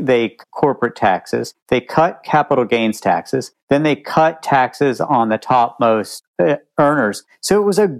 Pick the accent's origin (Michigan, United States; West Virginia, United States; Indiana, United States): West Virginia, United States; moved away; I was born and raised in West Virginia, and my parents still live there